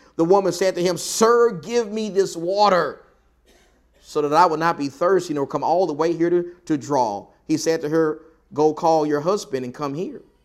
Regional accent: the South, United States; accent: Southern; I'm someone who was born and raised in the South

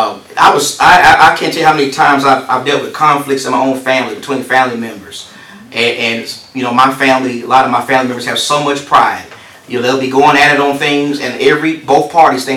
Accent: Texas, United States; I come from Texas where that's death row capital right there

